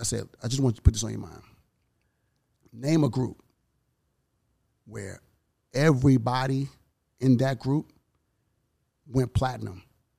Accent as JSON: {"language": "English", "town": "Houston", "region": "Texas", "country": "United States", "tie": "born or raised there", "also_born_or_lived": "Miami, Florida", "said": "I'm born in Miami, from Houston."}